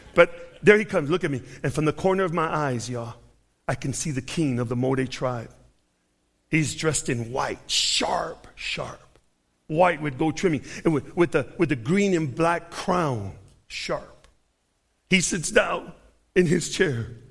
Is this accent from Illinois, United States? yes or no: yes; Chicago, Illinois, United States; I'm from Chicago.